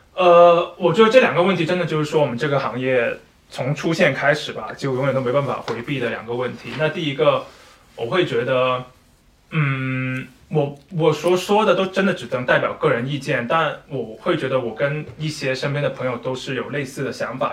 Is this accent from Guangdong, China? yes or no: yes; Shunde, Guangdong, China; 我一个在广东长大的人